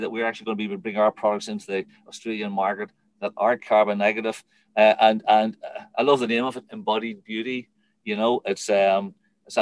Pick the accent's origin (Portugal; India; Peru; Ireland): Ireland; being Irish